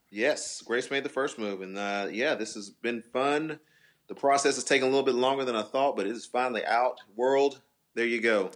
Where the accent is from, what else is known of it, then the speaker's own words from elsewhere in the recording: Temple, Texas, United States; I'm from Temple.